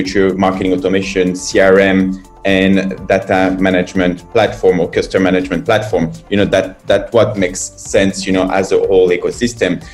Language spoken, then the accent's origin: English; France; moved away as an adult; now in China; I'm from France.